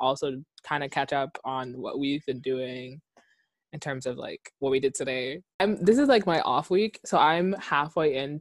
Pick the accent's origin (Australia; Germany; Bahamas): Bahamas; Nassau, New Providence; moved away as an adult; now in Edinburgh, United Kingdom; I was born and raised in Nassau, Bahamas